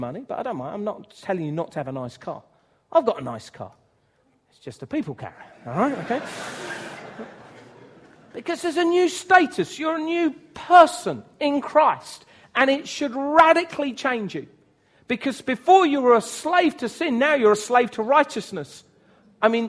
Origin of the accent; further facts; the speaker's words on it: United Kingdom; I'm white British